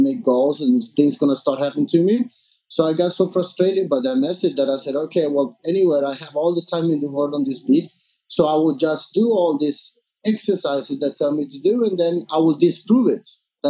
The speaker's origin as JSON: {"language": "English", "country": "Sweden", "tie": "born or raised there", "also_born_or_lived": "San Andres, Colombia", "moved": "as an adult", "lives_now": "Phuket, Thailand", "said": "I moved to Sweden when I was 3 years old. I was raised in Sweden until I moved to Phuket"}